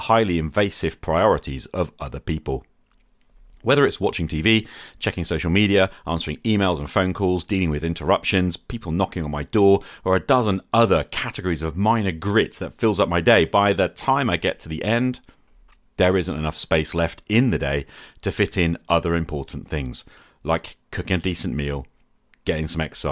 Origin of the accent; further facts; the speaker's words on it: United Kingdom; I'm a British high school teacher